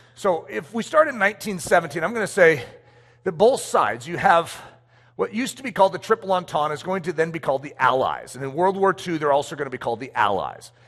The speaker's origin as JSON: {"language": "English", "country": "United States", "said": "I'm American"}